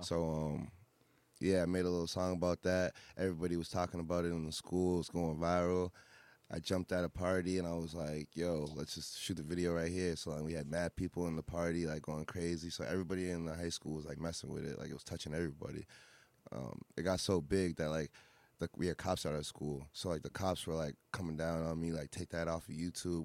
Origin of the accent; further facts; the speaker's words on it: Fitchburg, Massachusetts, United States; also born or lived in Boston; I'm from Fitchburg originally, um, Central Mass